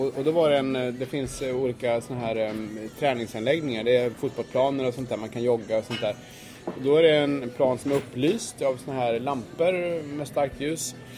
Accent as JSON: {"language": "Swedish", "country": "Sweden", "moved": "yes", "said": "som svensk"}